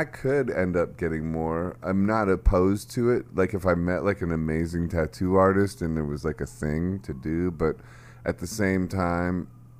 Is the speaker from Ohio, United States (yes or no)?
yes; Akron, Ohio, United States; when you asked me where I'm from? I'm from Akron.